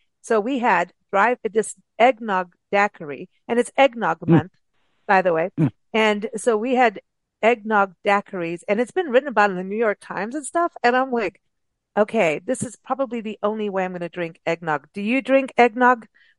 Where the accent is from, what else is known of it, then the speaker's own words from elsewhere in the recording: England, United Kingdom; also born or lived in South Africa; Now, malt vinegar, I grew up with that in England and South Africa on, on chips, which is like a fat French fry.